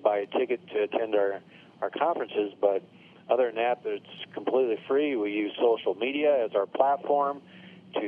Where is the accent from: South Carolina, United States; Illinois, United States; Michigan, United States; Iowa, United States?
Iowa, United States; Sioux City; moved away as an adult; also born or lived in Des Moines, Iowa / Nebraska; now in Arizona, United States; I'm from Sioux City, Iowa, northwest part of the state.